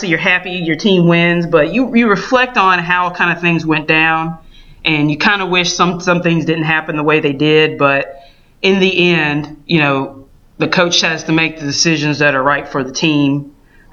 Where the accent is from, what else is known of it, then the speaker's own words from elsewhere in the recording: Alabama, United States; I was born and raised in Alabama